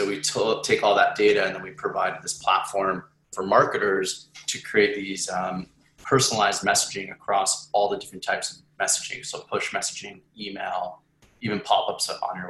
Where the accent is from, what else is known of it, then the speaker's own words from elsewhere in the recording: Edmonton, Alberta, Canada; moved away; I grew up in Edmonton. In Canada